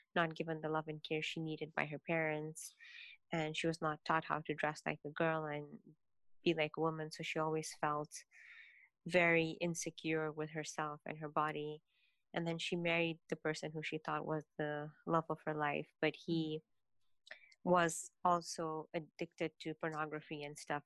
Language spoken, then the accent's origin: English; Kenya; I was born and raised in Kenya in a very um, traditional Indian Muslim household